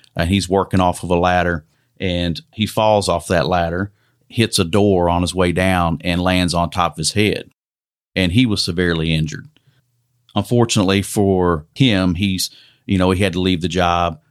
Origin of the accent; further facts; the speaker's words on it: Western Kentucky, United States; I grew up in Western Kentucky